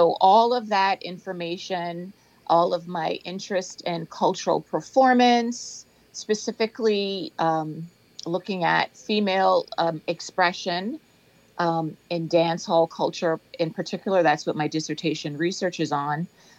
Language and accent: English; Nassau, New Providence, Bahamas; moved away as an adult; also born or lived in Freeport, Bahamas; now in Fort Lauderdale, United States; I am in sunny South Florida, originally from Freeport, and I grew up in Nassau. I finished high school in the Bahamas. I started school in the Bahamas and finished in the Bahamas.